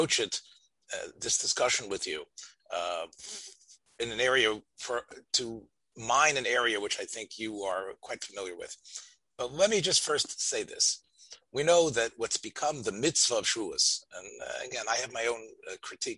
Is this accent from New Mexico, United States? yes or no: no; Memphis, Tennessee, United States; when I was growing up in Memphis, Tennessee, in a small shul there